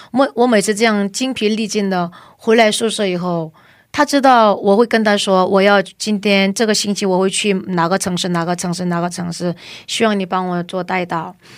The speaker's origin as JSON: {"language": "Chinese", "country": "China", "tie": "born or raised there", "moved": "as an adult", "lives_now": "South Korea", "said": "我又爱中国的弟兄姊妹们。嗯。而且我又在那里出生"}